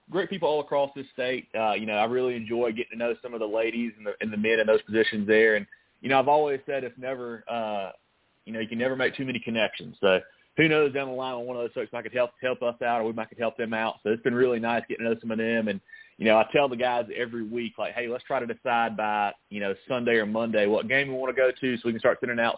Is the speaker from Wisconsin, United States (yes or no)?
no; South Carolina, United States; Man, I think it was something you know we all grew up. We're all from South Carolina.